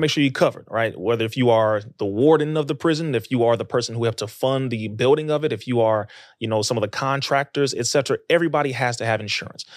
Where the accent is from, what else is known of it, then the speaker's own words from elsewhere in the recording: Compton, California, United States; I'm from Compton.